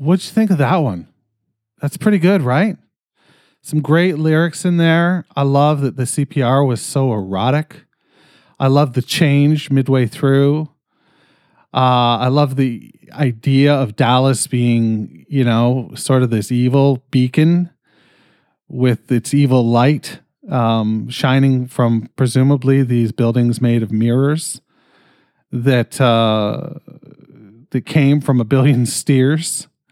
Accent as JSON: {"language": "English", "country": "Canada", "said": "I'm fucking Canadian"}